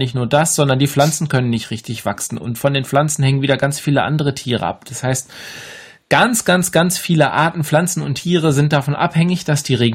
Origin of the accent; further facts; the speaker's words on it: Bremen, Germany; Aber ich komme ja aus Bremen und ja.